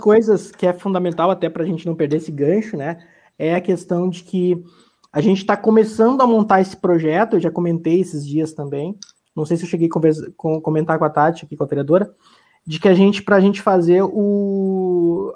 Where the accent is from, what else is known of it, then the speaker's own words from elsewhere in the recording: Bom Retiro do Sul, Rio Grande do Sul, Brazil; moved away as an adult; also born or lived in Porto Alegre; now in Lajeado, Brazil; Eu sou natural de Bom Retiro do Sul, do interior aí do Vale do Taquari, trabalhando na agricultura.